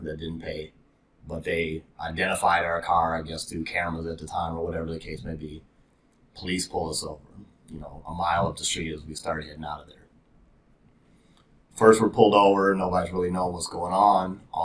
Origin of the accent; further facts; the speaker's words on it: Brooklyn Center, Minnesota, United States; I grew up in Brooklyn Center, Brooklyn Park.